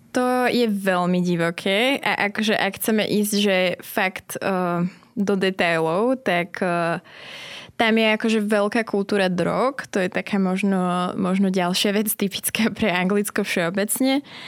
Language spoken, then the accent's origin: Slovak; Slovakia; accent: Slavic; moved away as an adult; also born or lived in Manchester, United Kingdom